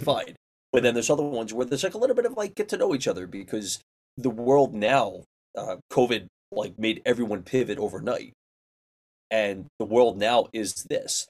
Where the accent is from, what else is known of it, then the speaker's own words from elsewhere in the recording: Philadelphia, Pennsylvania, United States; moved away; also born or lived in New York; I was raised in Philly